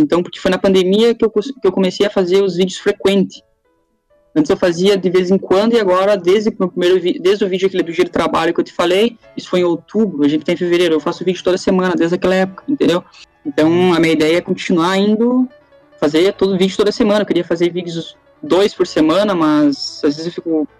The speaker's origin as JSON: {"language": "Portuguese", "town": "Passo Fundo", "region": "Rio Grande do Sul", "country": "Brazil", "moved": "as an adult", "lives_now": "Ireland", "said": "Eu sou de Passo Fundo também, sou de outra cidade, na verdade, do Rio Grande do Sul, mas eu era de Passo Fundo"}